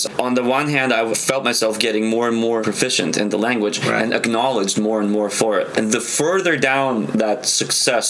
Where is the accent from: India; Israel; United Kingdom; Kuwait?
Israel; also born or lived in Soviet Union; now in Los Angeles, United States; growing up in Israel